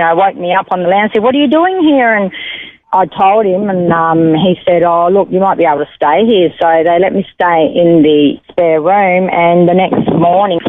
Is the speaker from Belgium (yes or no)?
no; Perth, Western Australia, Australia; first language Italian; English is a second language; also born or lived in Italy; now in Stanthorpe, Australia; I was born in Mount Lawley, Western Australia, Perth